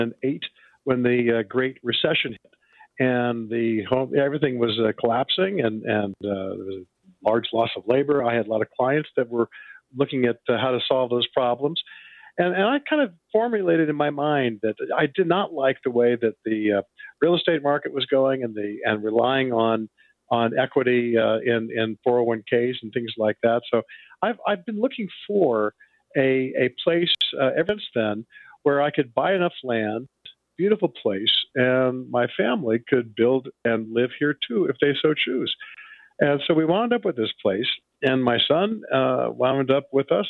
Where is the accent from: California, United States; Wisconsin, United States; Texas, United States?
California, United States; San Bruno; also born or lived in Walnut Creek, California / Sacramento, California / East Coast; now in Dutch Flat, United States; I grew up on the San Francisco Peninsula